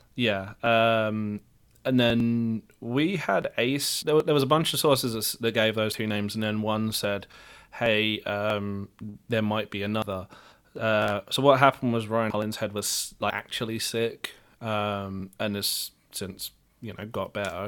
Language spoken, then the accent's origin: English; Luton, East of England, United Kingdom; accent: English; moved away as an adult; now in Dallas, United States; as someone with an English accent